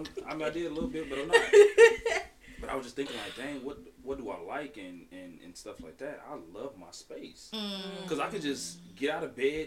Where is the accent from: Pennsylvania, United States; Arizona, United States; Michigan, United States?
Michigan, United States; Albion; also born or lived in Minnesota; Born and raised in Albion, Michigan. Moved away to Minnesota for a few years, but then I came back.